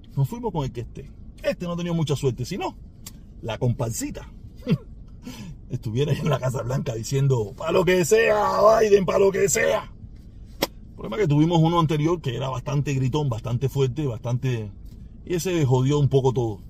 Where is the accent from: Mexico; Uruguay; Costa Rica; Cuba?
Cuba; also born or lived in Miami-Dade County, Florida; now in Miami, United States; El condado Miami-Dade que mayoritariamente somos cubanos